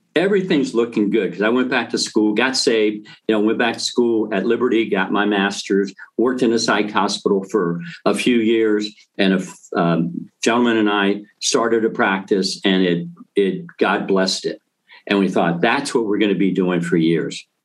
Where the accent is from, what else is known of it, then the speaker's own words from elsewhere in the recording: Thessaloniki, Central Macedonia, Greece; moved away; I was born in Greece, and um, a little town called Thessalonica.